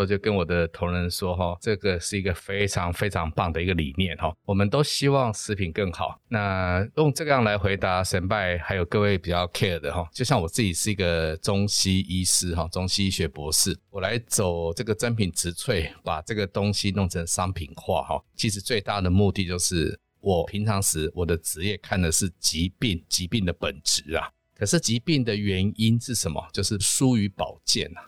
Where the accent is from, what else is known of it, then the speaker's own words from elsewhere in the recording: Taiwan; 我们台湾人做的最好的是检查